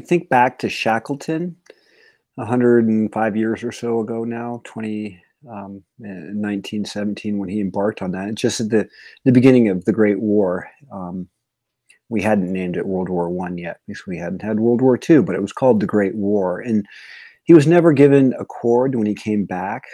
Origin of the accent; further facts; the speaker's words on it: Yosemite area, Northern California, United States; I'm from Northern California, the Yosemite area